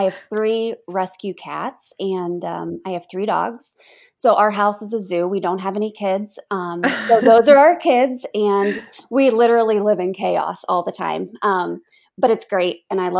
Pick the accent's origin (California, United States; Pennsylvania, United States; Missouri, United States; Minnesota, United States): Pennsylvania, United States; Pittsburgh; We're all from Pittsburgh, so we're the Steel City Stitchers